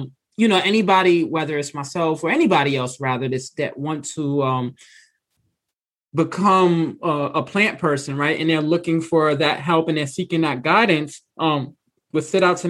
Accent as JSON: {"language": "English", "region": "New York", "country": "United States", "moved": "yes", "said": "we're both from New York. Even though we both relocated"}